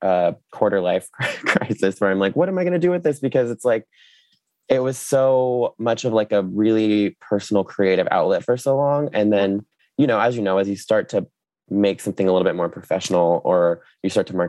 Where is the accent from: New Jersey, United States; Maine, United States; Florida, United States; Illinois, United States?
Florida, United States; Jacksonville Beach; also born or lived in New York; Jacksonville Beach, Atlantic Beach was where I grew up and went to the high school